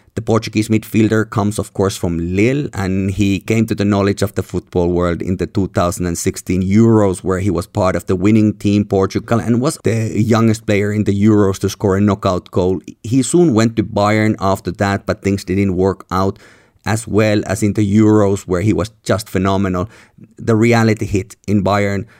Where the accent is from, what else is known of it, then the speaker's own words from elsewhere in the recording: Helsinki, Uusimaa, Finland; where I'm recording here in my hometown, Helsinki